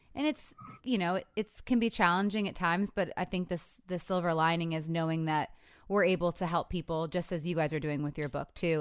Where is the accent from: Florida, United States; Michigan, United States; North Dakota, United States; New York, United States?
Michigan, United States; I'm from Michigan, too